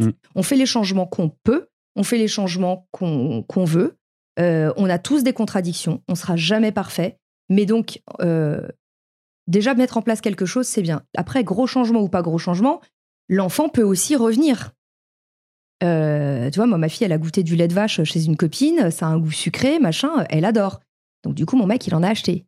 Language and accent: French; Paris, Île-de-France, France; moved away; j'ai vécu à Paris, j'ai grandi à Paris